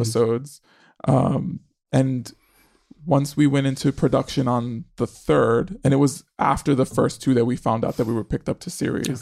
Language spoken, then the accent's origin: English; New York City, New York, United States; I grew up in New York City in the eighties